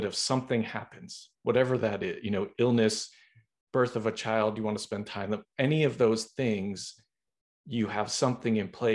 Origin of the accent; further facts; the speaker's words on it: Boston, Massachusetts, United States; now in Los Angeles, United States; I'm from Boston.